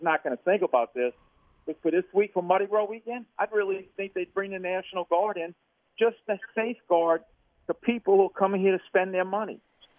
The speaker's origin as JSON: {"language": "English", "town": "New Orleans", "region": "Louisiana", "country": "United States", "tie": "born or raised there", "moved": "as an adult", "lives_now": "Slidell, United States", "said": "And Eric and I grew up together in Uptown. I went to Redemption."}